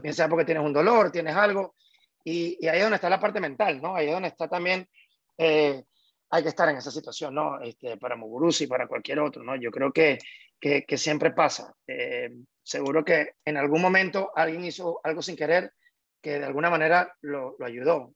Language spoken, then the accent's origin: Spanish; Venezuela; como venezolano